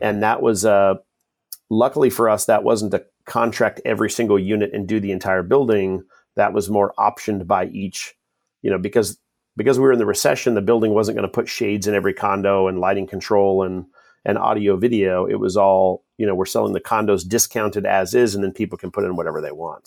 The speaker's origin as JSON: {"language": "English", "town": "Kent", "region": "Washington", "country": "United States", "tie": "born or raised there", "also_born_or_lived": "Utah", "said": "I grew up in Kent, Washington"}